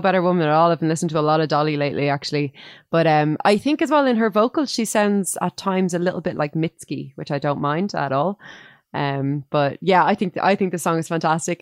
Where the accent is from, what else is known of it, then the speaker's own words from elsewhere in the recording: Dublin, Leinster, Ireland; I grew up near the area where Bono grew up, and there weren't many orange men um, running around Finglas East